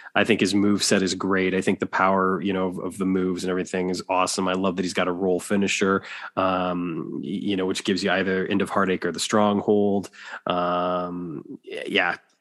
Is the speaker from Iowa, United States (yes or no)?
yes; Waterloo, Iowa, United States; my hometown of Waterloo, Iowa